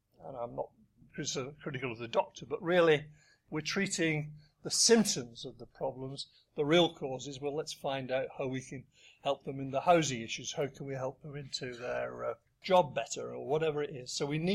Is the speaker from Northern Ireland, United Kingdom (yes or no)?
no; Wigan, North West England, United Kingdom; I come from Wigan, I'm a Labour politician